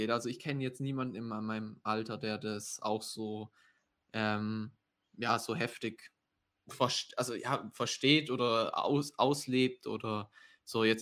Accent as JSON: {"language": "German", "region": "Baden-Württemberg", "country": "Germany", "said": "also ich komme ja aus dem Schwabenländle und dort ist ja eigentlich schon immer so Bausparen und so."}